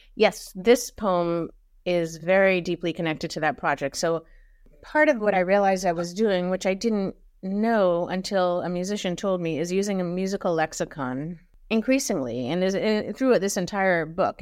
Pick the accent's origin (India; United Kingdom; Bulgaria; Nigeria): India; Mumbai, Maharashtra; born or raised there; moved away; also born or lived in Germany